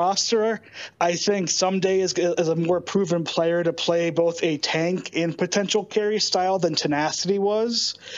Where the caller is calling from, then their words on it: Boise, Idaho, United States; I am calling from Boise, Idaho.